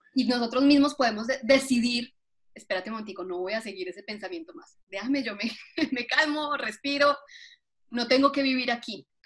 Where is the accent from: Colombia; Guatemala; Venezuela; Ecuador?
Colombia; now in Atlanta, United States; yo soy colombiana, em, ya llevo aquí más años de los que viví en Colombia